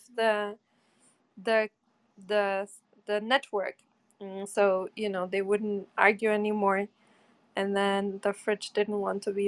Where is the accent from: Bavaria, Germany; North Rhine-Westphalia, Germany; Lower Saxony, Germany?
North Rhine-Westphalia, Germany; Bochum; moved away; the same town I grew up in Germany, Bochum